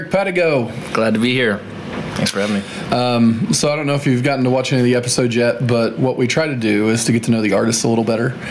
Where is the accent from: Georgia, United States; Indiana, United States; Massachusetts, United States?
Indiana, United States; North Vernon; down southern Indiana. Yeah, North Vernon, Indiana.